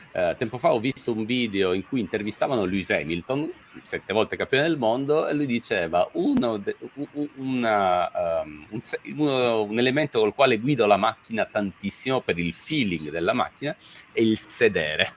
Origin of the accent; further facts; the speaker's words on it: Messina, Sicily, Italy; now in Milan, Italy; sono nato e cresciuto a Messina, come sai bene, poi mi sono trasferito a Milano